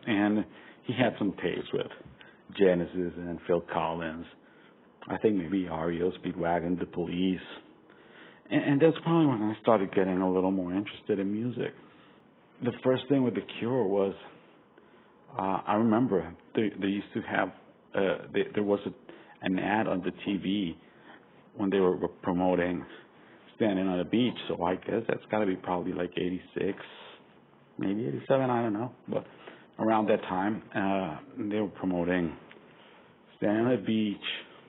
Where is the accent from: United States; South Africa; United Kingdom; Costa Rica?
Costa Rica; moved away; also born or lived in Venezuela; And in my case, I'm from Costa Rica. I lived all my life until just a couple years ago in different countries in Latin America.